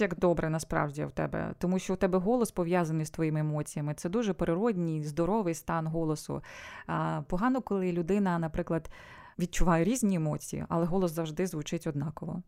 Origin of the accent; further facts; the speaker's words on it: Sievierodonetsk, Luhansk Oblast, Ukraine; moved away as an adult; now in Spain; Я народилася в Сєвєродонецьку.